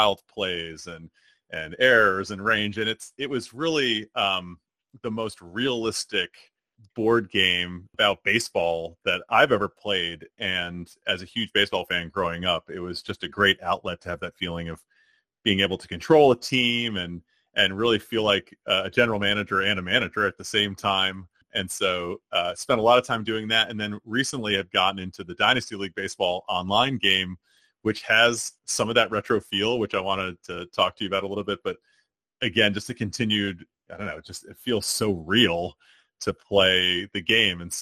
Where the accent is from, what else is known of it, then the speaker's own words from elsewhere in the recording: Connecticut, United States; my childhood growing up in Connecticut